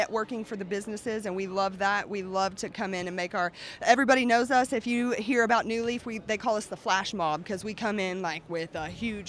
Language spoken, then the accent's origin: English; Chickasha, Oklahoma, United States; We are all from Chickasha, and we're all friends and family.